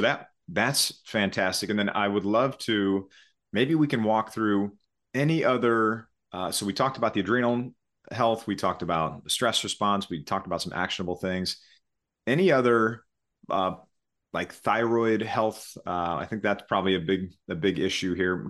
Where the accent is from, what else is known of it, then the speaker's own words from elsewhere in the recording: Missouri, United States; I listened to about ninety-five percent country music as I was growing up in Missouri.